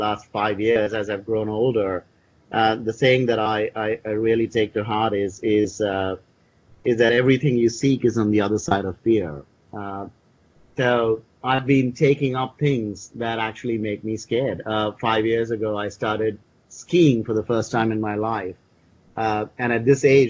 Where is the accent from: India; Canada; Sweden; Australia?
India; I grew up with them in India